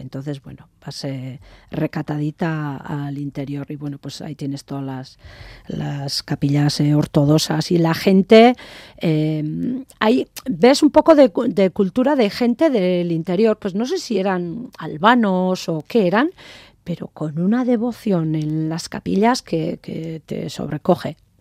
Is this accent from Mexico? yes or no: no; Azpeitia, Basque Country, Spain; also born or lived in Jaca; yo soy de, de Euskadi